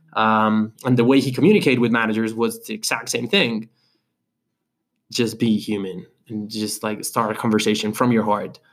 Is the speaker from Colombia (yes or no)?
yes; Colombia; now in Medellín, Colombia; I was from Colombia